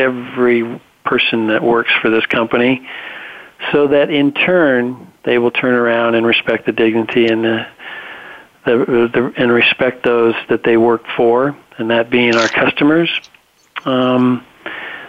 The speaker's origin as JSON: {"language": "English", "town": "Reno", "region": "Nevada", "country": "United States", "tie": "born or raised there", "said": "My whole family has grown up on ranches, cattle ranches in northern Nevada"}